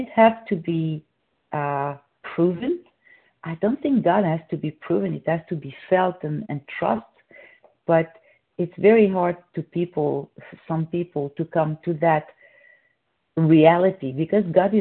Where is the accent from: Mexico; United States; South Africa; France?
France; moved away; I'm from France